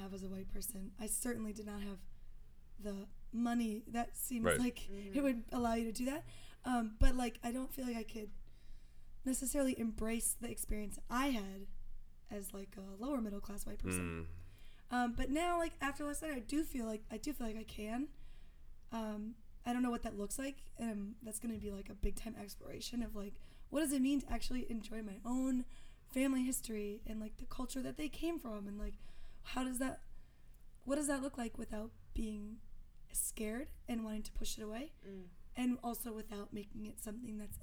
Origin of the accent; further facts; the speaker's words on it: Madison, Wisconsin, United States; I'm from Madison